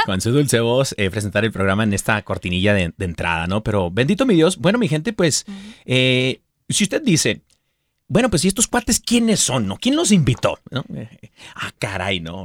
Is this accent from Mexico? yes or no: yes; Mexico; also born or lived in San Diego, California; soy mexicano y nacido mexicano